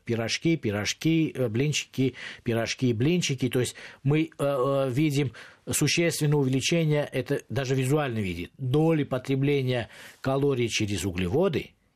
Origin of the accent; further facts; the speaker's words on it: Moscow, Russia; как москвич